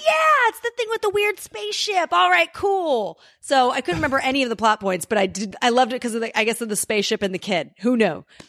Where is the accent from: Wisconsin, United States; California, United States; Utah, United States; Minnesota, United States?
California, United States; Los Angeles; I grew up in Los Angeles and I used to go to Dodger games